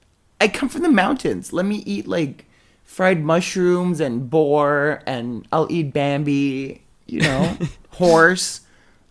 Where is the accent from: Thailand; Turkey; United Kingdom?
Thailand; Well, I grew up in Thailand